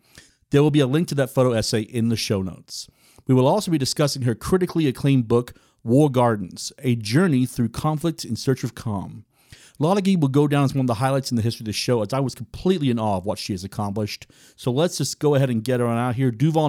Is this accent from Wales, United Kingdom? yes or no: yes; Wales, United Kingdom; I grew up in Wales.